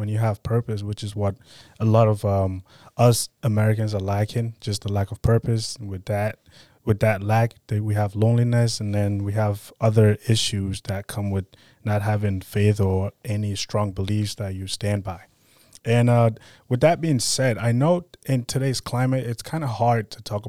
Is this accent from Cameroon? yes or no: yes; Cameroon; moved away; I grew up in Cameroon.